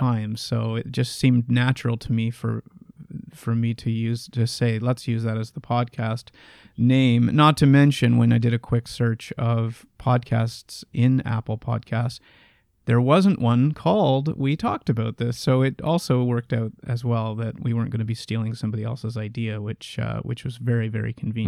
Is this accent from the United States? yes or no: no; Canada; we are both Canadian